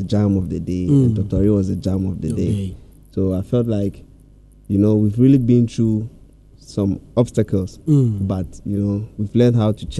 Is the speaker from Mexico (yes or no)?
no; Zebilla, Upper East, Ghana; now in Tema, Ghana; we're from a small city in the north called Zebila. So we moved from Zebila to Tema to do the music.